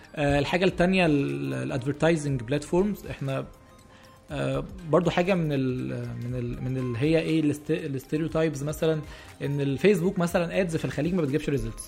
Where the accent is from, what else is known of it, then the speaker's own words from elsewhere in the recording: Egypt; عندنا في مصر